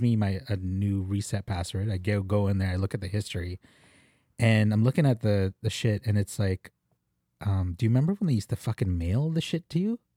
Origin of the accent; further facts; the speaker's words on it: Philippines; As a Filipino